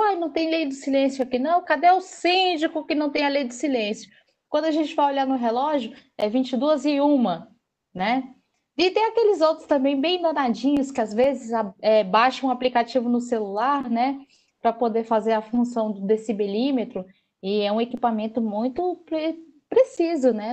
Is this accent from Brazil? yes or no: yes; Northeast Region, Brazil; eu sendo nordestina